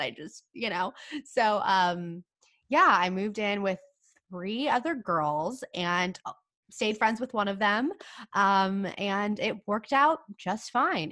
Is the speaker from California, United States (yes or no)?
yes; California, United States; now in San Diego, United States; I'm from California